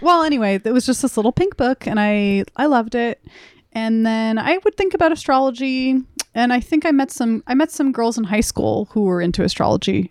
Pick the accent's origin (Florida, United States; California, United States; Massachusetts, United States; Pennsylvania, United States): California, United States; Burbank; I grew up in Burbank in the Valley